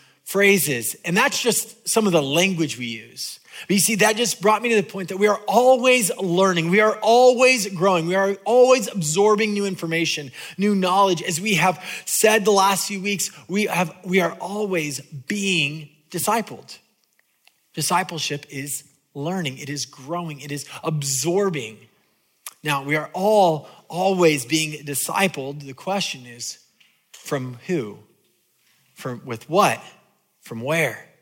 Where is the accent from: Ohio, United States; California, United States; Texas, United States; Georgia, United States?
California, United States; I'm from California